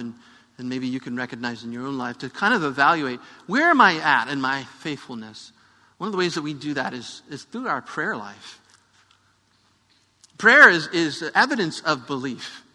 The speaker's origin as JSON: {"language": "English", "country": "United States", "said": "I'm an American who speaks English"}